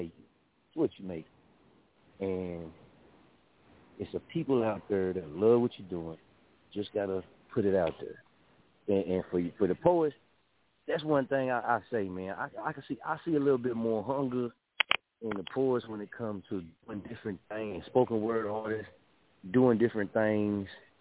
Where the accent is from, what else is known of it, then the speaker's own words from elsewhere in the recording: Muskogee, Oklahoma, United States; also born or lived in Wichita, Kansas; I'm from Muskogee, Oklahoma